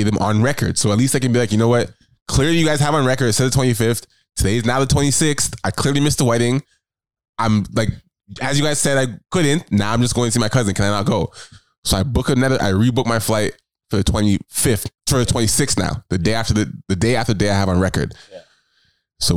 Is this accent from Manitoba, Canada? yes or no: no; Toronto, Ontario, Canada; Toronto, this is my home city, like my hometown